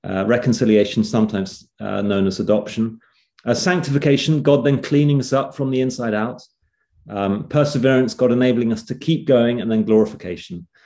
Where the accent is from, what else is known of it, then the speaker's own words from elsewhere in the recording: England, United Kingdom; Actually, you said uh, uh England.